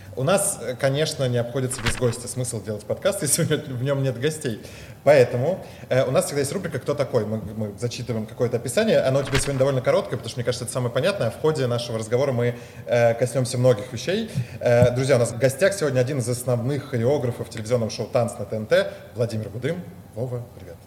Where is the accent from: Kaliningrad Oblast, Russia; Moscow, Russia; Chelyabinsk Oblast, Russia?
Moscow, Russia; я родился в Москве